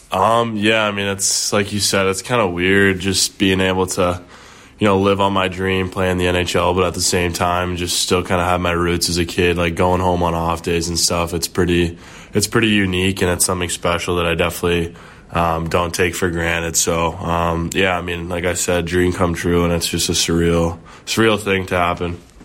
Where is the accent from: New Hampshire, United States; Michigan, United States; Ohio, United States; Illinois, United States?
Illinois, United States; Wilmette; Started off at, uh, the Wilmette Braves, like my hometown team.